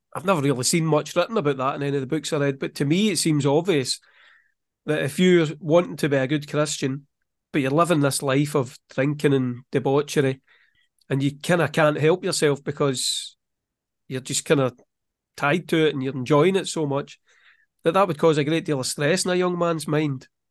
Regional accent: Scotland, United Kingdom; I'm from Scotland.

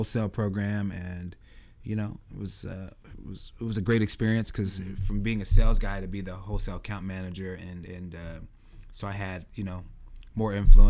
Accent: Seattle, Washington, United States; also born or lived in Eugene, Oregon; I'm from South Seattle, went to Rainier Beach, was born in Eugene, Oregon at Sacred Heart Hospital, but moved here when I was like 3.

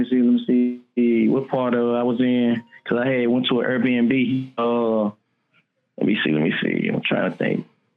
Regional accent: Memphis, Tennessee, United States; I'm from Memphis, Tennessee

